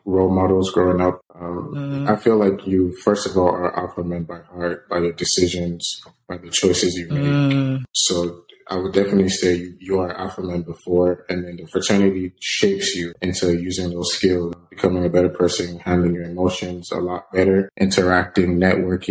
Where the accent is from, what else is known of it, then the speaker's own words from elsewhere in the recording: Nigeria; Growing up in Nigeria was definitely tough